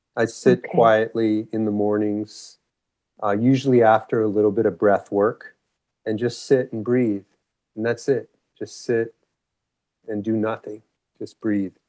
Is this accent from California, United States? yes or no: yes; Los Angeles, California, United States; moved away as an adult; also born or lived in Santa Cruz, United States / Memphis, United States / Encinitas, United States / San Francisco, United States; I grew up in Los Angeles.